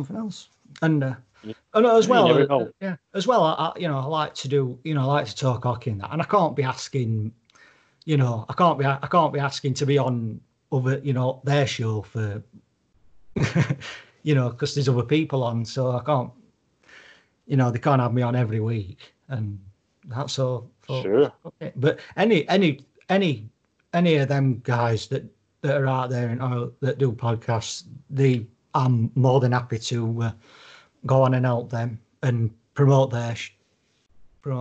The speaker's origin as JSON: {"language": "English", "country": "United Kingdom", "said": "I'm British"}